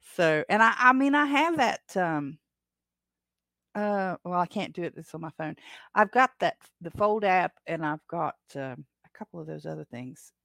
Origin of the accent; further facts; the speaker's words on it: Appalachia, United States; I am from the Appalachians